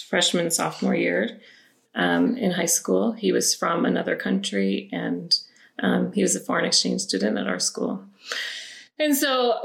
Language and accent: English; Kearney, Nebraska, United States; I grew up in Nebraska